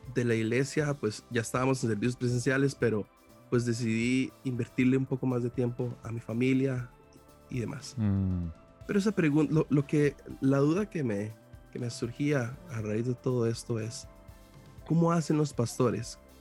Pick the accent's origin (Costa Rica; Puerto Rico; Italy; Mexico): Costa Rica; yo soy costarricense